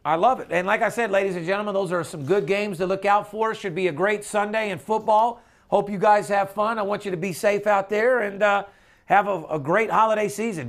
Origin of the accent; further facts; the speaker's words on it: Las Vegas, Nevada, United States; I'm born and raised in Las Vegas